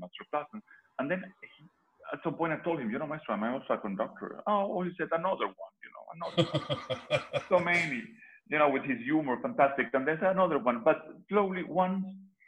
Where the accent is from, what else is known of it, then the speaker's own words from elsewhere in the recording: Venezuela; moved away as an adult; also born or lived in Liverpool; I'm Venezuelan